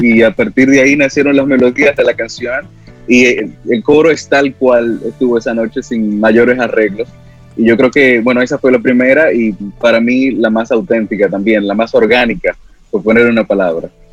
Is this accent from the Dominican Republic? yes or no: yes; Dominican Republic; con lo que somos como dominicanos